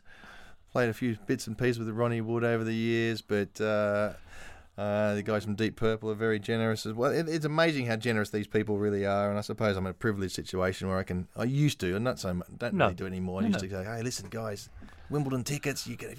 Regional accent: Australia; now in London, United Kingdom; I mean, being an Aussie, you need a base somewhere.

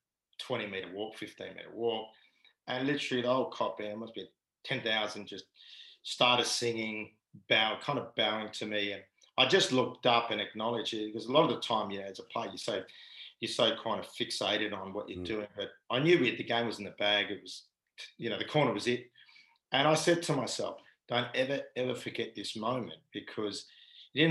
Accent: Perth, Western Australia, Australia; moved away as an adult; I just wanted to play for Perth in my hometown

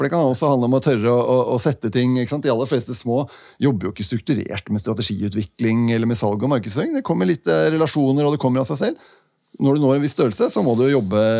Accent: Denmark; Norwegian is a second language; Selv om det ikke høres sånn ut, så er jeg dansk.

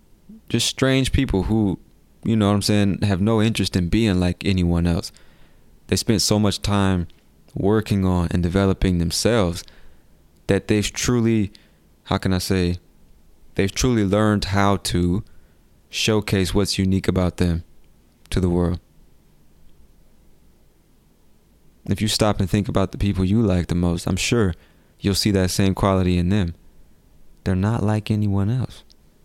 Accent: United States; accent: Californian; I'm from America and I've lived in different places, but I would say my accent is more like people from California.

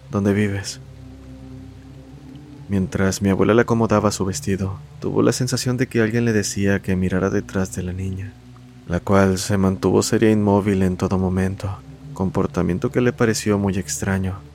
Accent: Argentina; soy de Argentina.

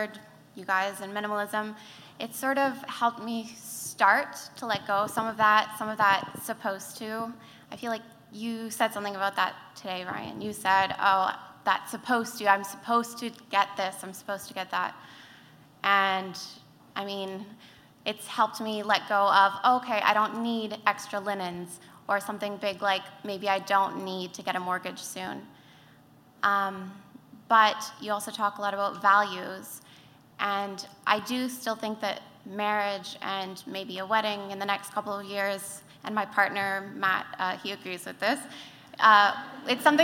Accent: Montreal, Quebec, Canada; I'm from Montreal

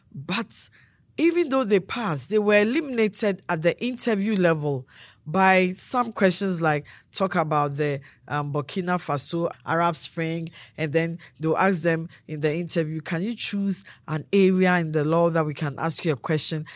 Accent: Akim Abuakwa South, Eastern Region, Ghana; born or raised there; now in Adenta, Ghana

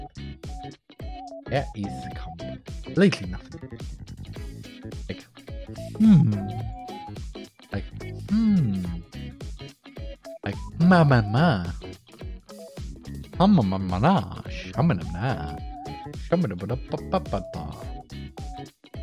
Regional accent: Austria; first language German; English is a second language; I'm from Austria. In Austria, our native language is German

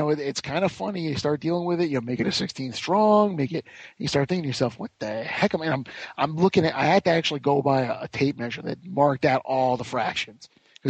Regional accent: New Jersey, United States; We're both from the Garden State.

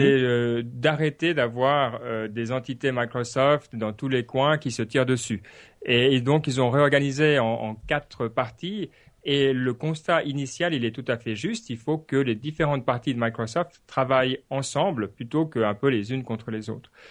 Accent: Switzerland; en tant que Suisse

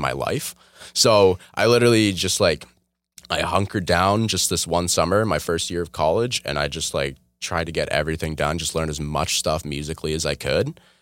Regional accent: Oshawa, Ontario, Canada; also born or lived in Toronto; I moved to Oshawa like I was like two or three

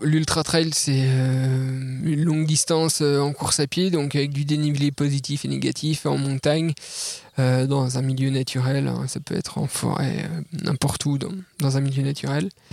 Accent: Jura mountains, Bourgogne-Franche-Comté, France; je suis natif euh, des montagnes du Jura

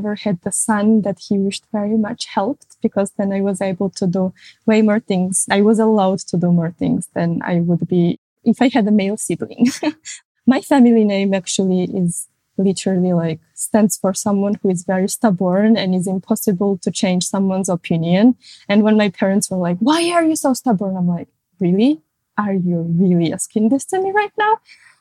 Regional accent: Tbilisi, Georgia; I am originally from Georgia, from Tbilisi. I was born in an independent Georgia.

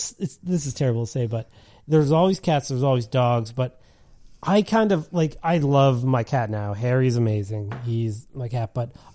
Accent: Montreal, Quebec, Canada; also born or lived in Liverpool; I mean, I'm from Montreal, but I grew up in Liverpool.

